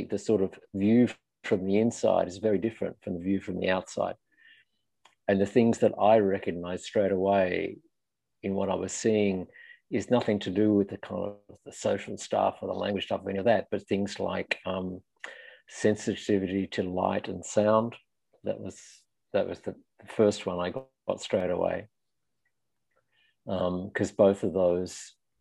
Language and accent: English; Australia; moved away as an adult; also born or lived in London, United Kingdom / Belgium; now in Paris, France; I grew up in Australia in small towns in the middle of nowhere, mostly